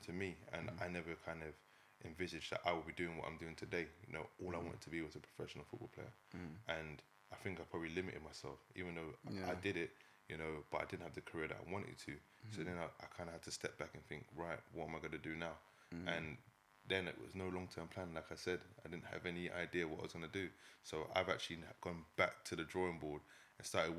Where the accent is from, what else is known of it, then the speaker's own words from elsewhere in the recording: London, United Kingdom; where I grew up on the Ellsbury estate.